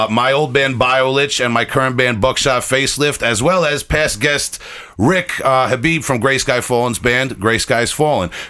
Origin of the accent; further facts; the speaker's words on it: Bay Shore, New York, United States; I am originally from Long Island.